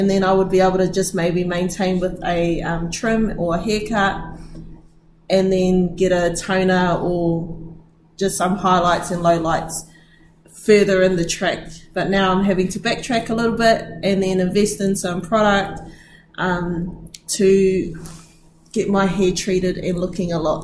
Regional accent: Rotorua, Bay of Plenty, New Zealand; I am from Rotorua.

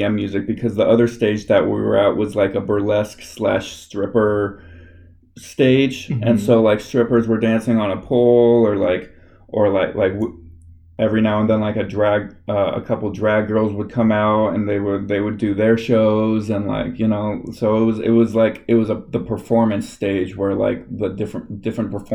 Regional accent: Los Angeles, California, United States; I'm from Los Angeles, like, California area

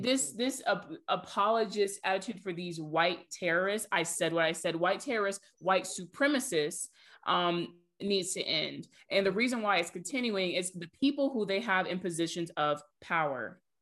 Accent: Georgia, United States; we're all from Georgia. We went to school very close to Atlanta.

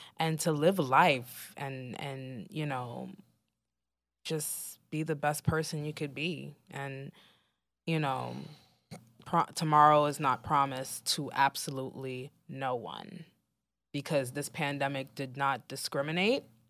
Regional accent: New York City, New York, United States; as a New Yorker

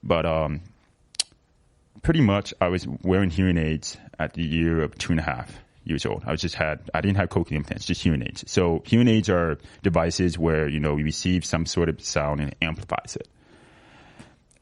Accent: Rochester, Minnesota, United States; I was born in Rochester, Minnesota, an hour and a half away from the Twin Cities

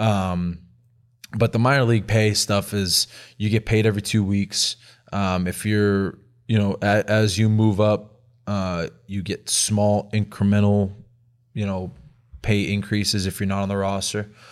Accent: Lynn, Massachusetts, United States; moved away; me growing up in Boston, all I did was think about the Red Sox

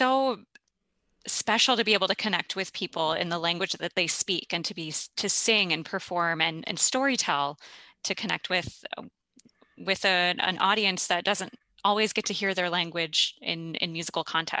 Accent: Minnesota, United States; also born or lived in Brazil; It was like, "What state are you from?" And I'm like, "Well, Minnesota."

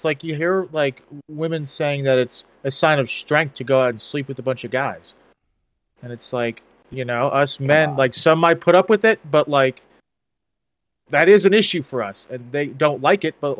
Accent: Colorado, United States; I was like a little, like, pretty left growing up in Colorado.

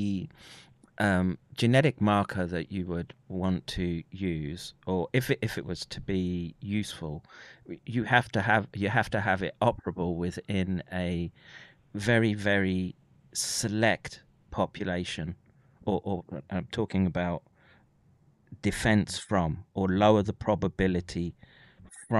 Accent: United Kingdom; born or raised there

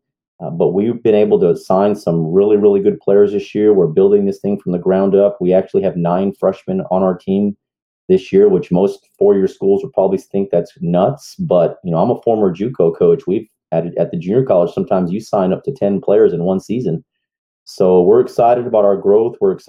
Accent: Portales, New Mexico, United States; moved away as an adult; now in Kingsville, United States; I'm originally from Portales, New Mexico

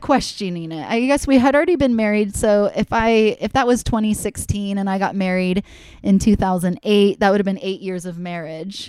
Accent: Connecticut, United States; growing up in Connecticut, like people don't get married in their young 20s in Connecticut

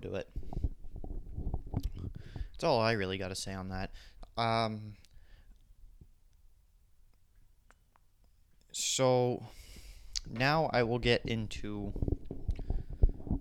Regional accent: Canada; Canada, I'm from Canada

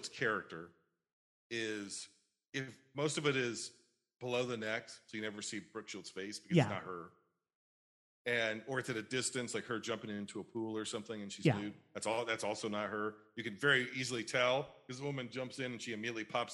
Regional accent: United States; we, as American society

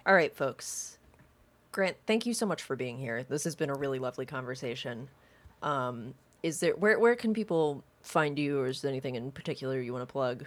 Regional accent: the South, United States; I grew up in the South

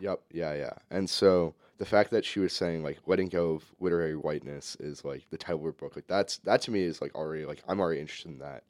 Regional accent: St. Louis, Missouri, United States; I'm from Saint Louis, Missouri. That's my hometown.

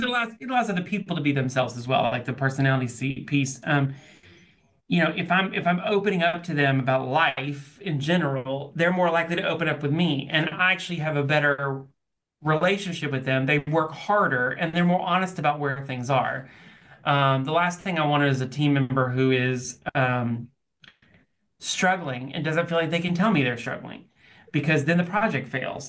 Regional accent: Nashville, Tennessee, United States; also born or lived in Auburn; I'm from Nashville. I moved back to Nashville

